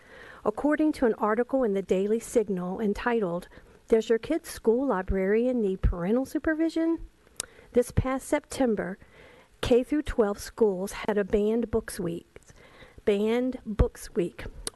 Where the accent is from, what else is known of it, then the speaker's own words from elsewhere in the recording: Chesapeake, Virginia, United States; I'm from Chesapeake, Virginia